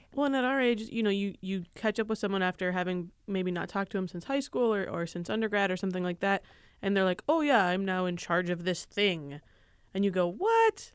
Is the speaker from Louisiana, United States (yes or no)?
no; Michigan, United States; I grew up in Michigan